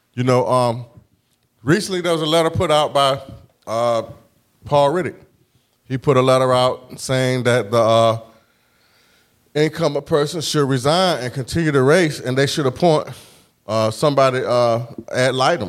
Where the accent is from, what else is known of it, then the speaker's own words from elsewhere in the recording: Norfolk, Virginia, United States; I grew up in Huntersville